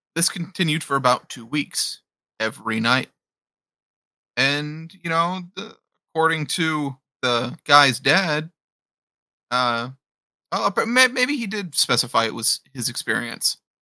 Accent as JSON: {"language": "English", "region": "Appalachia", "country": "United States", "said": "I'm an Appalachian boy"}